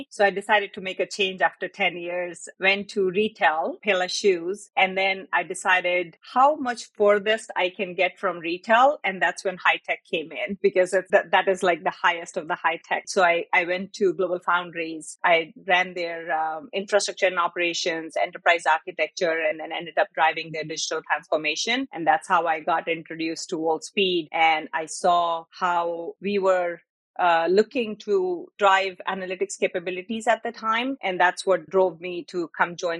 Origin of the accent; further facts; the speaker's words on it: Jakarta, Indonesia; moved away as an adult; also born or lived in Oklahoma; I grew up in Jakarta